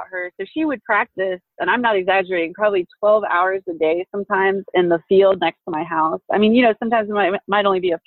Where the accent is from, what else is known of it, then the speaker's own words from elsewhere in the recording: Southern Illinois, United States; moved away as an adult; also born or lived in Indianapolis, Indiana; now in Wahiawa, United States; I grew up in the cornfields of Southern Illinois